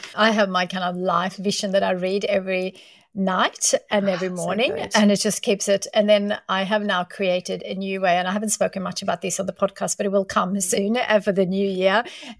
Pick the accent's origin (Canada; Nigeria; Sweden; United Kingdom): Sweden; now in Australia; I remember when I moved from Sweden to Australia, you know, we're not making a lot of money back then.